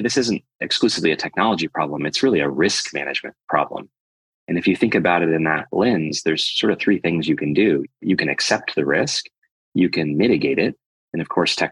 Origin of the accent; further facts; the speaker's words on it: Midwestern United States, United States; moved away; also born or lived in London; I grew up in Midwestern United States